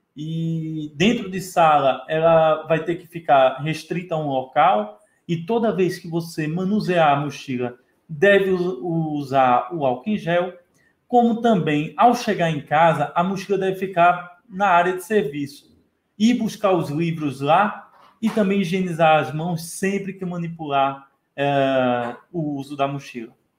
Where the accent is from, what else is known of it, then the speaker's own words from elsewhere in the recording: Brazil; como bom brasileiro